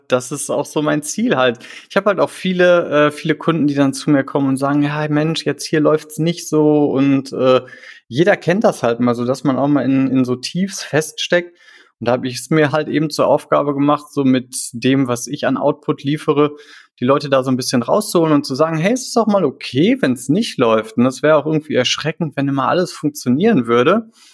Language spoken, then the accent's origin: German; Krefeld, North Rhine-Westphalia, Germany; also born or lived in Düsseldorf; ich komme aus Krefeld, ich habe lange in Düsseldorf gewohnt